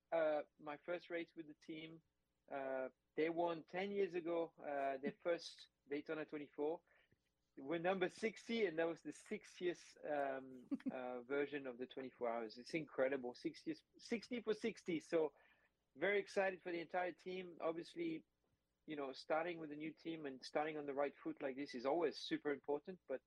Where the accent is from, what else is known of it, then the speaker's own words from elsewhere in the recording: France; moved away; I'm originally from France